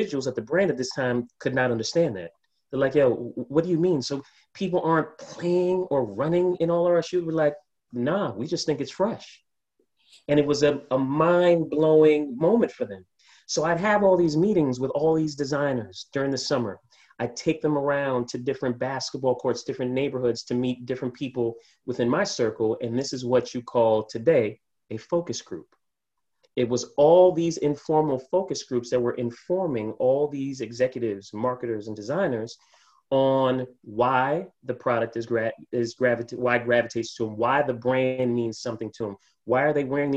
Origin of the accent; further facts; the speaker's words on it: New York City, New York, United States; I'm born and raised in New York.